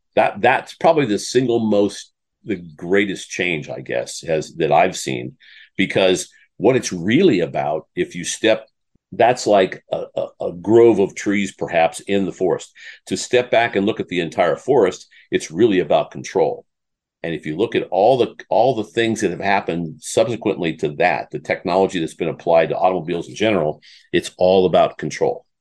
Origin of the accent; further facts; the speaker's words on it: Iowa, United States; I, I grew up in Iowa